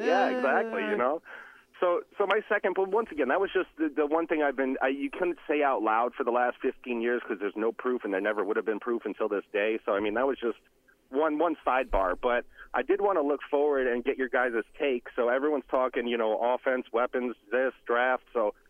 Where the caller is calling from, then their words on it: Olympia, Washington, United States; over in Olympia, Washington.